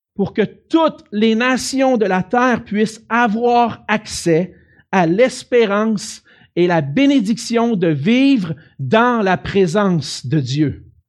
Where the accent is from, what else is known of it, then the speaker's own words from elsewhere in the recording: Quebec City, Quebec, Canada; je viens de Québec